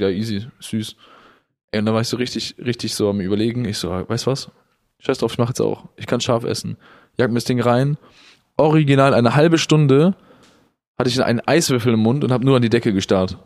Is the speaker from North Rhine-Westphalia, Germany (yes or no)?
yes; Willich, North Rhine-Westphalia, Germany; aus meiner Heimatstadt Willig